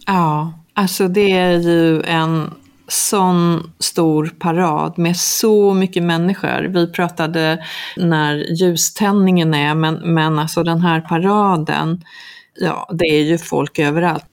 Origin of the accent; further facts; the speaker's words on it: Sweden; now in Mallorca, Spain; oss hemma i Sverige